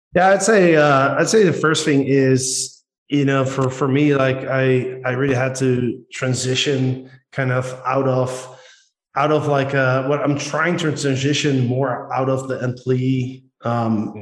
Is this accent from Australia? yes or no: no; Netherlands; accent: Dutch; English is a second language; moved away; we as Dutch people, we have a very distinct accent.